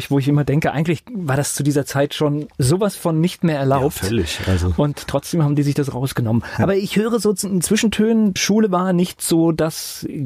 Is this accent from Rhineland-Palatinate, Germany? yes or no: yes; Mainz, Rhineland-Palatinate, Germany; ich bin auch in Finden aufgewachsen, Finden.